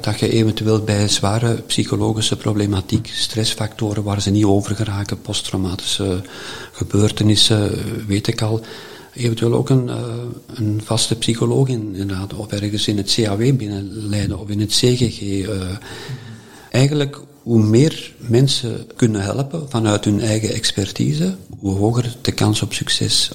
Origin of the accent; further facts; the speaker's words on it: Herentals, Flanders, Belgium; ik ben geboren in Erentals, eh, daar twaalf jaar in het college gezeten